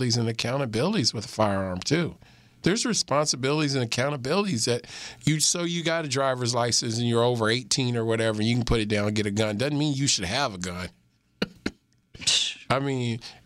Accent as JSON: {"language": "English", "region": "Missouri", "country": "United States", "tie": "born or raised there", "moved": "yes", "said": "When I was growing up in Missouri"}